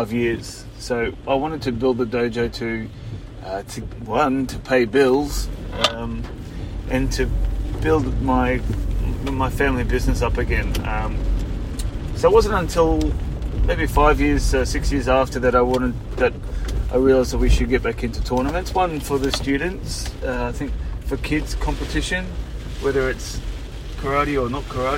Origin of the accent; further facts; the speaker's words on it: Queensland, Australia; it was in Queensland, my home state